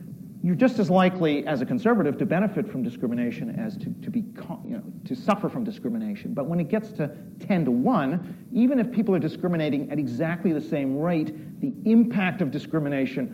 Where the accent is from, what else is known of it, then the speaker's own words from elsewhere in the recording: Canada; moved away as an adult; now in United Kingdom; I'm Canadian, by the way. I've lived in the UK for 25 years.